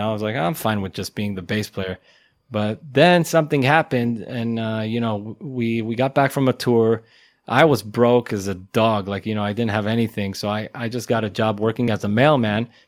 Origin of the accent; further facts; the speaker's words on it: Israel; We came all the way from Israel